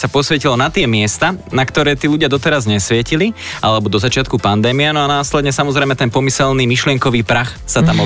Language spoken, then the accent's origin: Slovak; Slovakia; sme Slováci a patríme do slovenskej skupiny